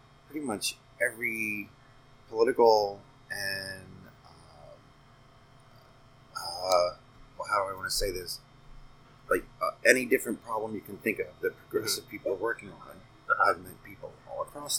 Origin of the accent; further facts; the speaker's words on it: Pennsylvania, United States; moved away as an adult; also born or lived in Arizona; now in Phoenix, United States; I'm from Pennsylvania